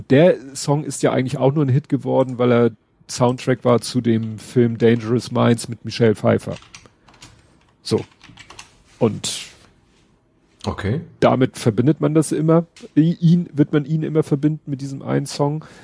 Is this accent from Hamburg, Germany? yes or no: yes; Hamburg, Germany; Von da über Überstalshoop, wo ich aufgewachsen bin, Hochhaussiedlung, mit Bramfeld verbinden, wo ich jetzt wohne.